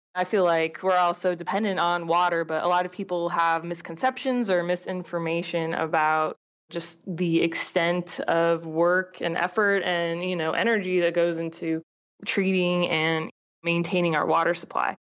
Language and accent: English; Southern California, United States; I grew up in Southern California